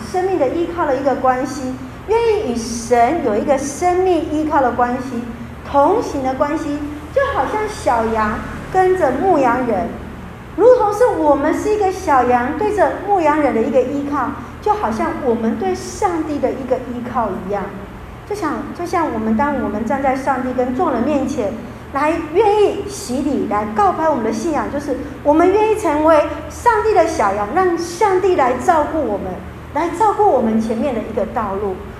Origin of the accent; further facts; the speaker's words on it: Taiwan; 我们台湾人的传统